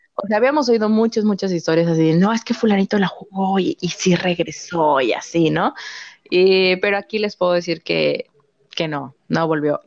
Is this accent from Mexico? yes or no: yes; Mexico; mi pueblo, mi pueblo era todavía, pero ya no, pero en esa, en la época en la que esto ocurrió, en eh, que ocurrió la fecha que nos dijo la tabla, em, era como el punto intermedio entre, entre la Ciudad de México y una ciudad fronteriza